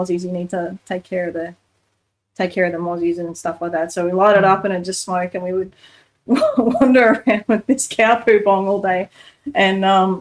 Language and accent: English; Australia; live as an Aussie bush kid